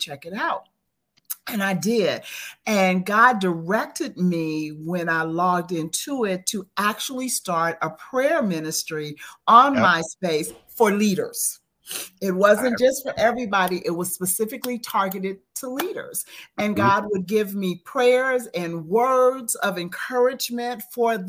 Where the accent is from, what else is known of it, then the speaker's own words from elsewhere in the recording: Las Vegas, Nevada, United States; moved away as an adult; now in Atlanta, United States; I am actually from Las Vegas, Nevada. I'm currently residing for the next year in Atlanta, Georgia. But I came home for the holidays